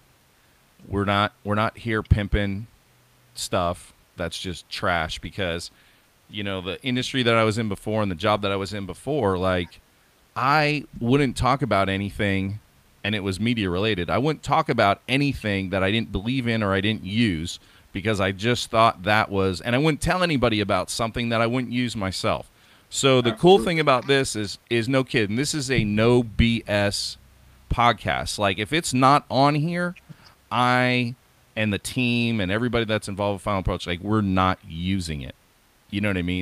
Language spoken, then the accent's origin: English; Oregon, United States; here in my home state, which is Oregon